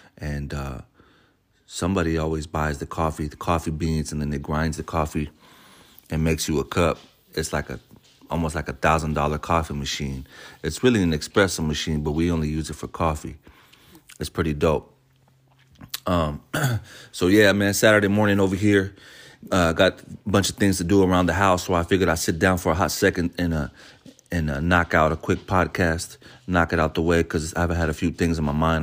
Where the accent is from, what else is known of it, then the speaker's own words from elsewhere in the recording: San Francisco, California, United States; me being born and raised in San Francisco